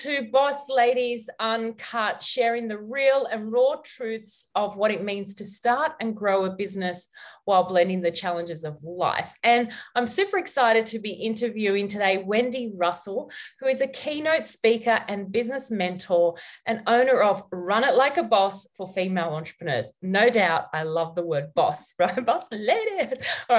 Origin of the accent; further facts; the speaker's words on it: Australia; being an Aussie